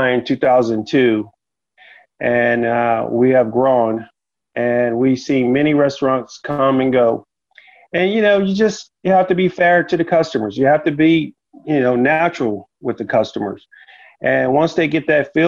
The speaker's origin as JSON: {"language": "English", "town": "Houston", "region": "Texas", "country": "United States", "tie": "born or raised there", "also_born_or_lived": "Washington", "said": "I was raised in Houston, I was also raised in little towns, little small towns that had the small feel"}